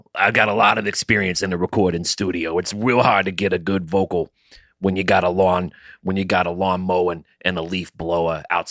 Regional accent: Yonkers, New York, United States; It's my hometown in Yonkers. The street didn't have a name.

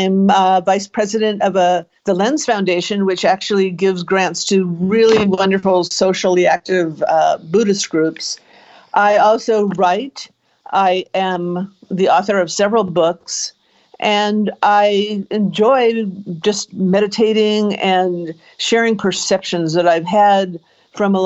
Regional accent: Beverly Hills, California, United States; accent: Canadian; also born or lived in Montreal, Canada / Marina Del Rey, California; now in Palo Alto, United States; But I grew up in Southern California. I was born in Canada. I was born in Montreal. And my family moved to Southern California, Beverly Hills, because my uncle found a place for us there when I was 7

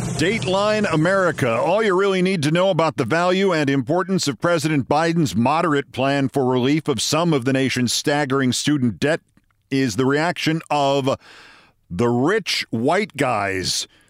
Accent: New York City, New York, United States; Back to the pound in my hometown

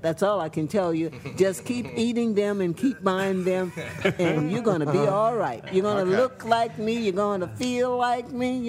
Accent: Des Allemands, Louisiana, United States; Bayou Des Almonds.

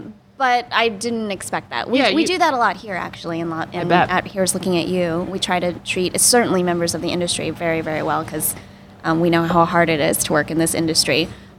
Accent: Georgia, United States; now in Los Angeles, United States; I grew up in Georgia

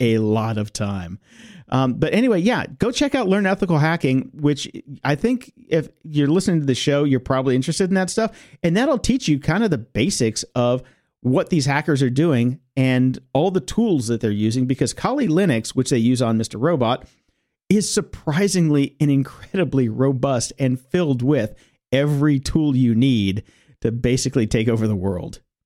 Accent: Chicago, Illinois, United States; moved away; I was from Chicago, and we had Da Bears

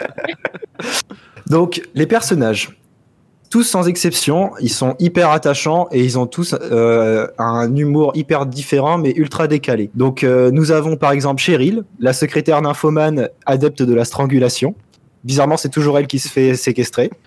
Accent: France; Chez nous en France

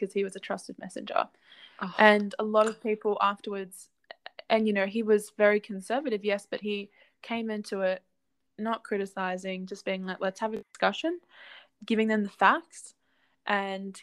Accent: Currumbin, Queensland, Australia; I grew up in Currumbin

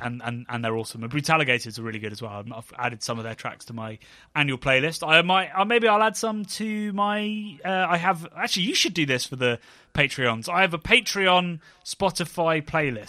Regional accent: Oxfordshire, South East England, United Kingdom; a fish and chip shop in my hometown that used to, it was a smart fish and chips, if anybody's from that part, like, Oxfordshire region

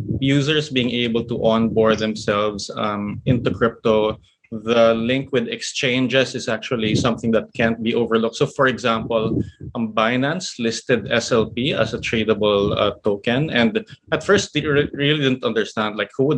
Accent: Philippines; here in my home country, the Philippines

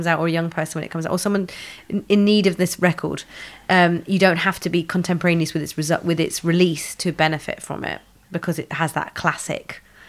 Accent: United Kingdom; as a British society

